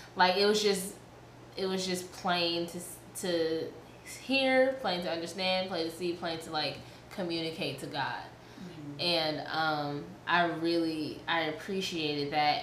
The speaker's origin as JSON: {"language": "English", "town": "New York City", "region": "New York", "country": "United States", "tie": "born or raised there", "also_born_or_lived": "Columbus, Georgia", "moved": "yes", "said": "I was raised in Queens, New York"}